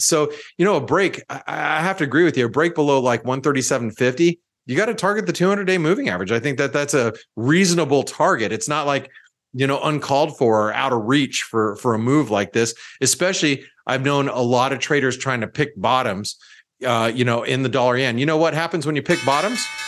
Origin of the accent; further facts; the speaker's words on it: United States; as an American